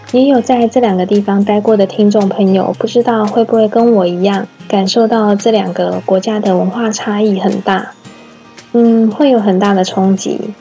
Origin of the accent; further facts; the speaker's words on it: Taiwan; 身为台湾人